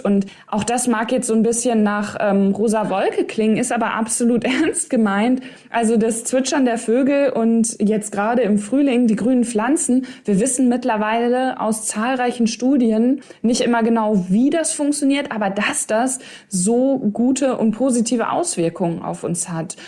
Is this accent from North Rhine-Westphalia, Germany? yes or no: yes; East Westphalia-Lippe, North Rhine-Westphalia, Germany; Ich komme ja aus Ostwestfalen, Lippe, also OWL.